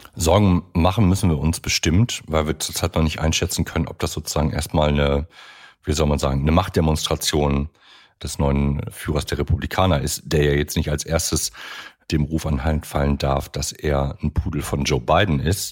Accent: Germany; wir als Deutsche

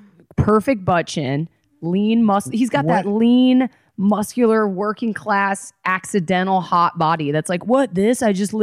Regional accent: Atlanta, Georgia, United States; now in Los Angeles, United States; our friend Farzad, who also we grew up with in Atlanta

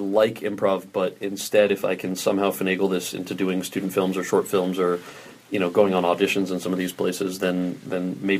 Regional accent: New Jersey, United States; So I had never, you know, my background in growing up in New Jersey and around New York was I went to a performing arts high school in Jersey

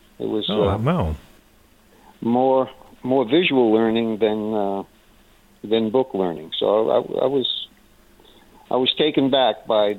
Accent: Massachusetts, United States; I grew up in Massachusetts and have been to Plymouth many, many times

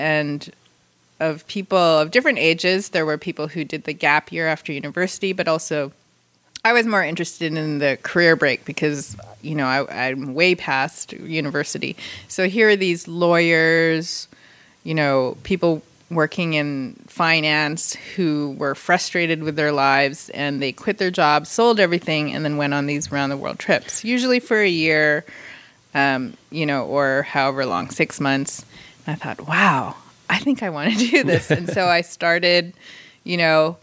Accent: Vancouver, British Columbia, Canada; moved away as an adult; also born or lived in Philippines / Los Angeles / San Diego; now in Carlsbad, United States; I grew up in Vancouver. I was born in the Philippines, and then when I was very small, my family moved over

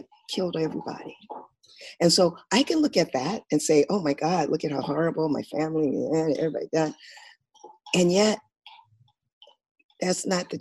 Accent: Rialto, California, United States; also born or lived in San Bernardino; I grew up in Southern California. In a place, we started in San Bernardino and moved out to a little suburb outside of San Bernardino called Rialto. And that's where I grew up.

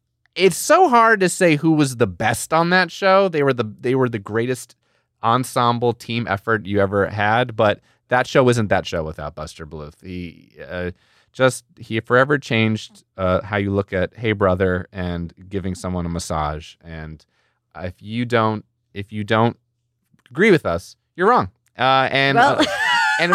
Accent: New Jersey, United States; I grew up in Jersey.

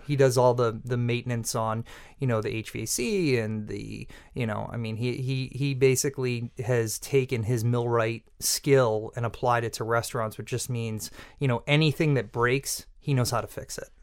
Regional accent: Peabody, Massachusetts, United States; I grew up in Peabody, Massachusetts, on the North Shore

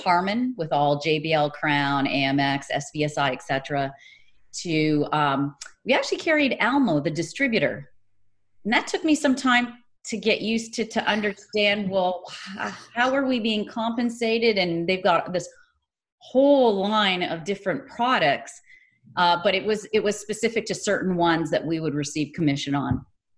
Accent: Ontario, Canada; now in San Jose, United States; So I came from Canada, from Ontario, Canada, and I've worked remotely ever since. So that was back in 97.

